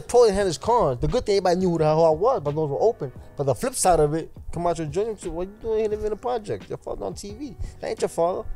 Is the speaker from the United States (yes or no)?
yes; New York City, New York, United States; I was raised in New York City